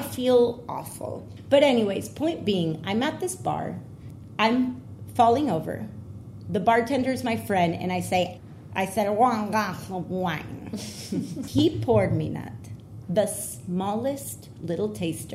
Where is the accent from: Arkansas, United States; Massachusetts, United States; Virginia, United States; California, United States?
California, United States; I'm from California